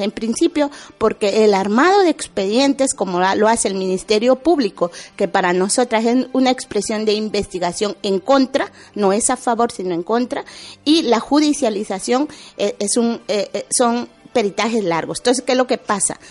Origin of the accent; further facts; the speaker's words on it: Guatemala; moved away as an adult; also born or lived in Basque Country, Spain; now in Spain; salí huyendo de mi pueblo